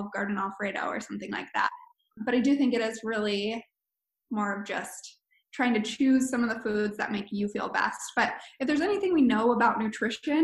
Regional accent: Anchorage, Alaska, United States; also born or lived in Colorado; I'm from Anchorage, but lived in Colorado for the last few years

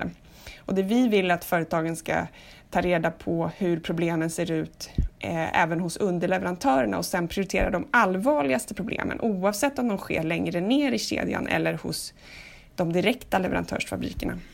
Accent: Sweden; vi svenskar

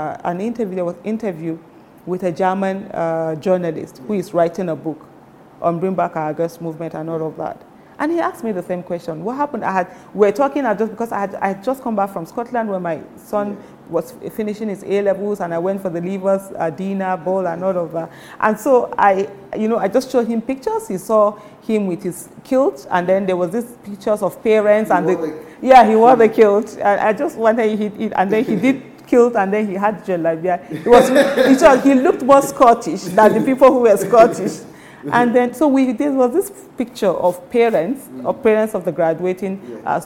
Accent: Nigeria; I'm talking as a Nigerian

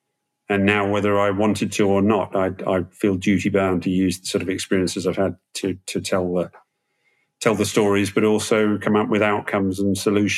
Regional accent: Malaysia; I grew up in Malaysia as a kid and, obviously pre-internet, giving away age and all that stuff.

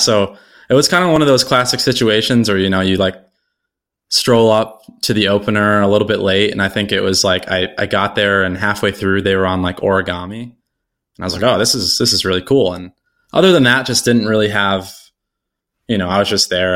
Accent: Buffalo, New York, United States; I was born and raised here in Buffalo

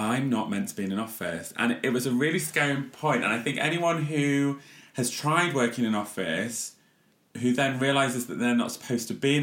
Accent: Leeds, Yorkshire and the Humber, United Kingdom; also born or lived in North Nottinghamshire; from Leeds

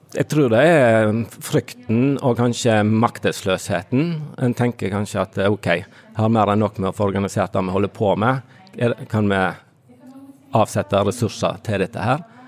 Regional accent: Fitjar, Vestland, Norway; moved away; Jeg kommer fra Fitjar på Stord sjøl, gått på bedehuset der og hørt. Eh, likte godt vitnemøter når jeg var liten

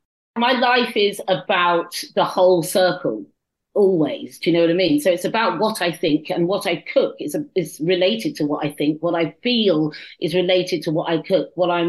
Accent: Paddington, London, United Kingdom; born there; also born or lived in Kent / Cyprus / Norfolk / Suffolk; I was born in Paddington, and then I went to Kent, and then I went to Cyprus, and then I came to Norfolk, good God, and then Suffolk, good God.

